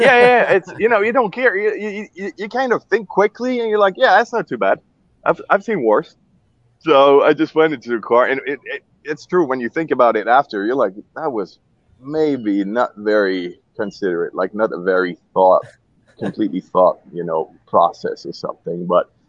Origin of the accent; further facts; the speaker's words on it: Geneva, Switzerland; also born or lived in Zurich, Switzerland; I was born in Zurich, uh, Switzerland, and then uh, moved when I was like a tiny kid, year and a half or something, to Geneva. So basically, grew up in Geneva, Switzerland